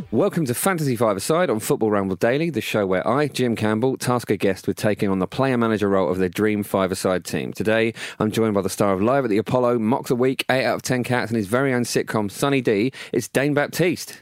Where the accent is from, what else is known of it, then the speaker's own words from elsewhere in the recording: Essex, East of England, United Kingdom; I grew up in Essex